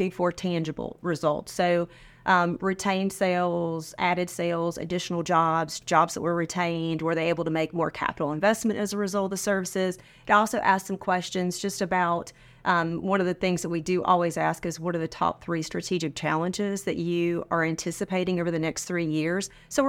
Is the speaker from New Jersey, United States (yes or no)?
no; Sanford, North Carolina, United States; moved away as an adult; now in South Carolina, United States; I'm originally from North Carolina.